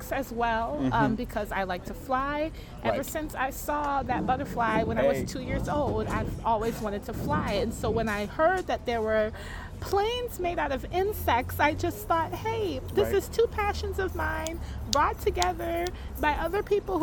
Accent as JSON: {"language": "English", "region": "Minnesota", "country": "United States", "said": "I'm Minnesotan"}